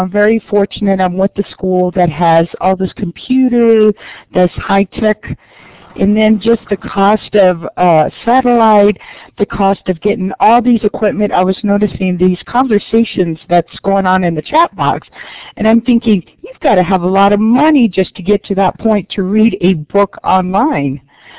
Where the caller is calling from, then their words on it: New Mexico, United States; And I'm talking from New Mexico.